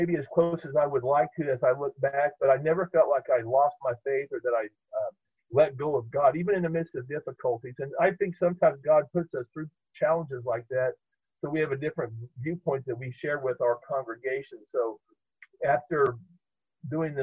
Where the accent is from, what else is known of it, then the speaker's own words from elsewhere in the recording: Topeka, Kansas, United States; I grew up in the Evangelical Covenant Church, which was right across the street from First United Methodist Church in downtown Topeka